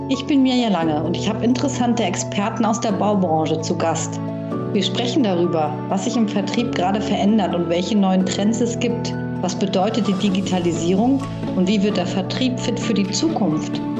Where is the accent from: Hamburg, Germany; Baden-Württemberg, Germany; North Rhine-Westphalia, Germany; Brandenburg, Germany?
Hamburg, Germany; Ja, Frank, du sitzt in Hamburg, meiner alten Heimatstadt, äh, wo wir uns auch damals begegnet sind.